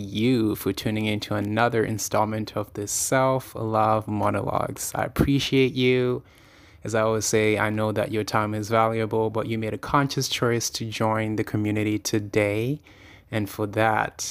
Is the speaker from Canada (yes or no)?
yes; Toronto, Ontario, Canada; Born and raised in Toronto